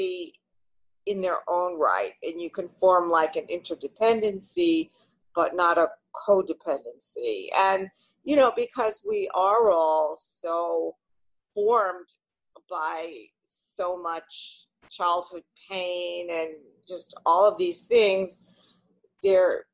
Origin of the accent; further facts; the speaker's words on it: New York City, New York, United States; I've always basically lived, I guess, in the New York area. So born in the Bronx, and then we moved to like Little Neck